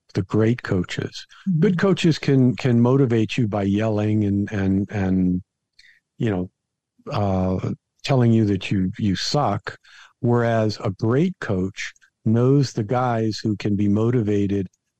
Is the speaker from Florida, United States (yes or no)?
yes; Florida, United States; down here where I grew up in Florida.